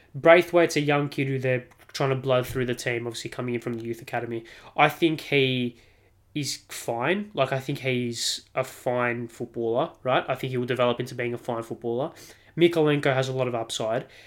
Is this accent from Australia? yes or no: yes; Australia; as an Australian